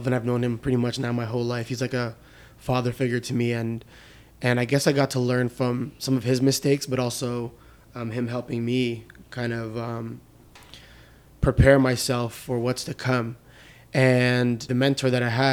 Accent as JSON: {"language": "English", "country": "Canada", "also_born_or_lived": "Lebanon", "said": "my dad, when he immigrated here to Canada, never went back to Lebanon"}